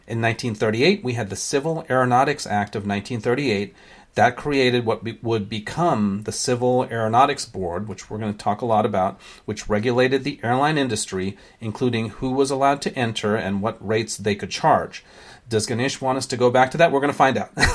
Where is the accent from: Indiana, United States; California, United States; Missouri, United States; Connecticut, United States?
California, United States; San Francisco; also born or lived in Sri Lanka; growing up in San Francisco in the late seventies